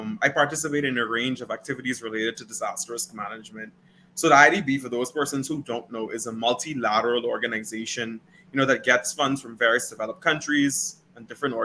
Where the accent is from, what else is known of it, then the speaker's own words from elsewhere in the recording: Holmes Rock, Grand Bahama, Bahamas; moved away as an adult; also born or lived in Barbados; now in North Dakota, United States; I'm from Holmes Rock, Grand Bahama